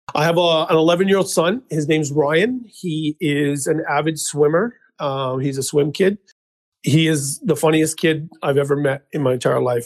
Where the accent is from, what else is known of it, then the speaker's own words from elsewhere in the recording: Mission, British Columbia, Canada; also born or lived in Abbotsford; I was born and raised in Mission, BC